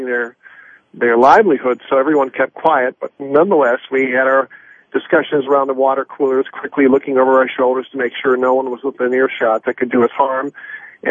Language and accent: English; International Falls, Minnesota, United States; moved away as an adult; also born or lived in St. Louis, Missouri / Duluth, Minnesota; now in Atlanta, United States; being from Northeast Minnesota, International Fall of the Icebox of the World. I grew up on the Canadian border